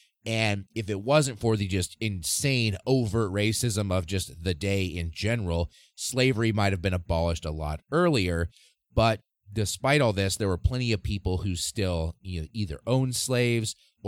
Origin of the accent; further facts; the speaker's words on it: Nebraska, United States; my home state of Nebraska